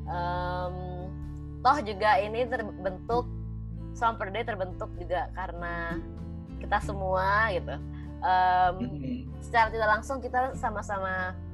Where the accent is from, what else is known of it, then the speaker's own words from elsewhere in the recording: Semarang, Central Java, Indonesia; iya aku dari Semarang